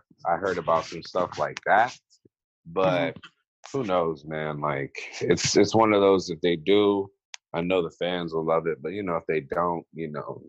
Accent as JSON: {"language": "English", "region": "East Coast", "country": "United States", "said": "Cause I'm from the East Coast."}